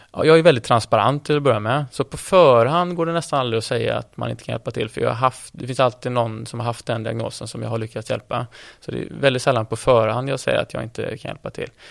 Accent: Gothenburg, Västra Götaland, Sweden; jag är från Göteborg

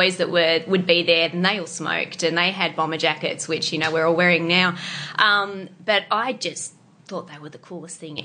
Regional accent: Melbourne, Victoria, Australia; moved away as an adult; now in Tasmania, Australia; I grew up in Melbourne

